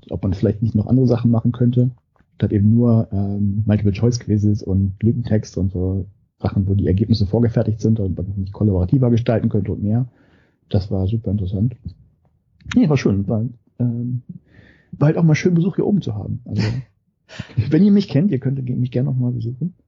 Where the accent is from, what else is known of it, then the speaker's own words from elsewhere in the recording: Germany; moved away as an adult; now in Norway; ich zumindest als Deutscher